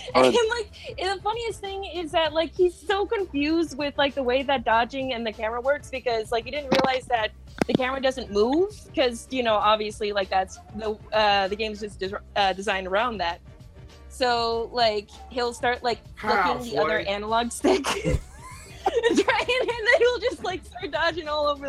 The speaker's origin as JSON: {"language": "English", "country": "Ireland", "said": "I'm also Irish, so like that adds like another layer of like horrible like swears and insults during fighting games."}